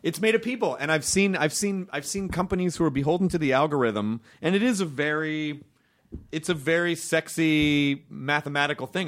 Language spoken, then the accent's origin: English; Memphis, Tennessee, United States; I'm from Memphis